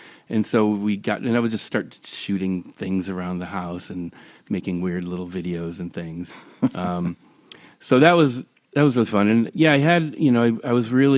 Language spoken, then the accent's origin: English; Highland Park, Illinois, United States; I grew up in Highland Park, Illinois, which is north of Chicago, north suburb of Chicago